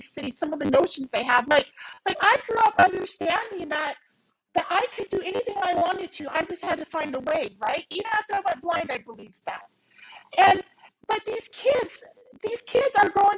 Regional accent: United States; moved away; also born or lived in Montana / Minnesota; when I grew up in Montana and Minnesota

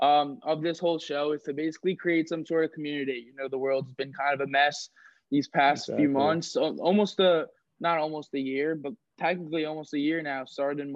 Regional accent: Port Washington, New York, United States; I'm from Port Washington, New York, which is on Long Island.

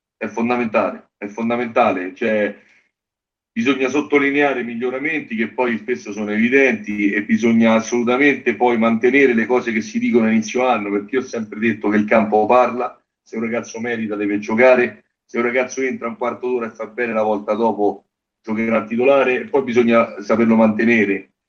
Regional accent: Genazzano, Lazio, Italy; io sono di Genazzano

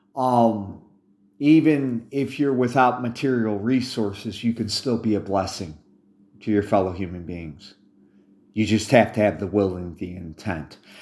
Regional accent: United States; I'm an American by accident of birth

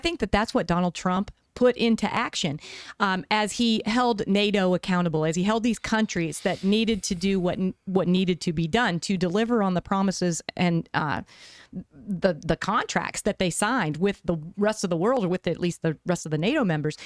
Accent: West Virginia, United States; now in Arizona, United States; I grew up in the East. I grew up in West Virginia

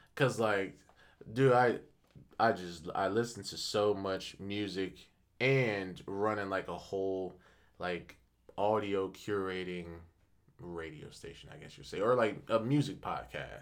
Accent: Akron, Ohio, United States; I'm from Akron

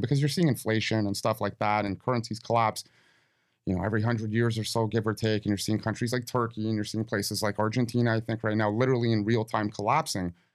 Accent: Toronto, Ontario, Canada; we're from Toronto

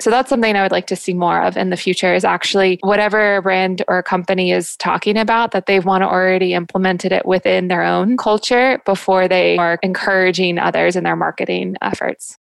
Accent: Jacksonville, Florida, United States; I'm from Jacksonville

